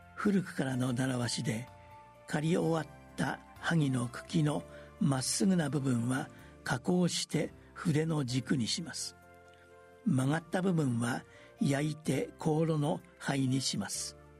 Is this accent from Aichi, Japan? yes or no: no; the temple where I was born and raised, Osaka, Japan; 私が生まれ育ったお寺